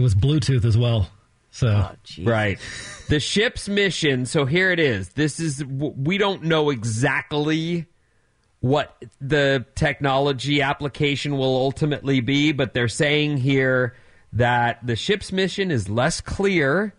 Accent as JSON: {"language": "English", "area": "Orange County", "region": "California", "country": "United States", "tie": "born or raised there", "said": "I grew up in Orange County"}